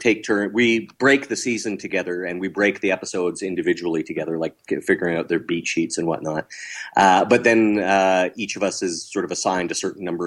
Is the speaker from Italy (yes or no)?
no; Canada; we're all Canadian